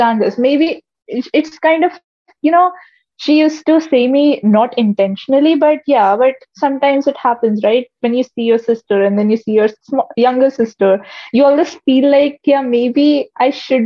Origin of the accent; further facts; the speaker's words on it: India; we have this mentality in India